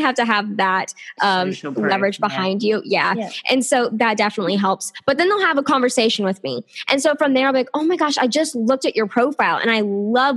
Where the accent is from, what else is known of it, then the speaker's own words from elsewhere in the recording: the South, United States; I am from the South here in the States